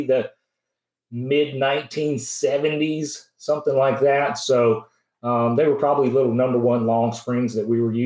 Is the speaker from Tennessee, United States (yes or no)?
yes; Franklin, Tennessee, United States; I grew up near Franklin, Tennessee, which is south of Nashville